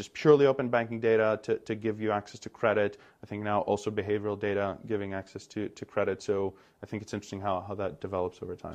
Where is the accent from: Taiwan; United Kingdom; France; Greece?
Greece; moved away as an adult; also born or lived in United States; I emerged Greek, and I went off to the U S, where I studied economics